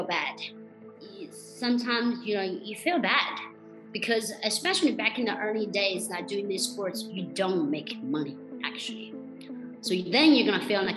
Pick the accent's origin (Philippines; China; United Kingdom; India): China; Hubei; English is a second language; moved away as an adult; now in Sanya, China; I am actually originally from Hubei province, which is right in the middle of China.